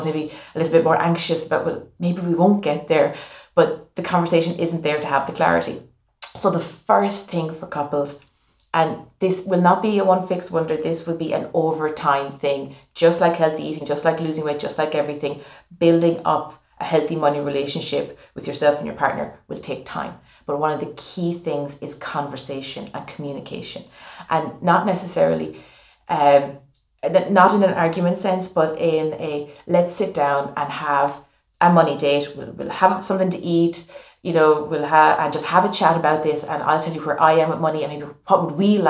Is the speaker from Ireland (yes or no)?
yes; Ireland